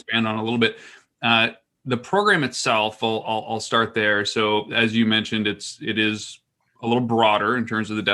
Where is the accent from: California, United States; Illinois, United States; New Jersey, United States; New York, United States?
New Jersey, United States; here in my home state of New Jersey